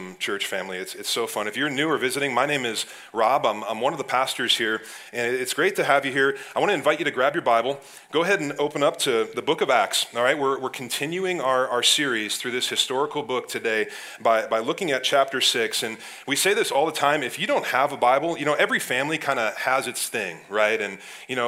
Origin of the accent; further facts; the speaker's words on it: Ohio, United States; now in Wisconsin, United States; I grew up in Ohio